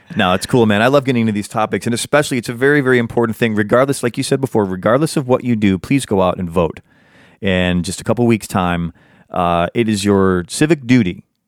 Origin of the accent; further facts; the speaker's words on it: United States; I'm an American. I pay taxes in America. I speak the American version of English